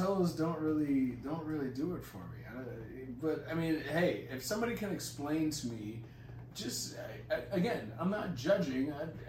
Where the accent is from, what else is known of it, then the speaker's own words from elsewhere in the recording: United States; Makes. I am American.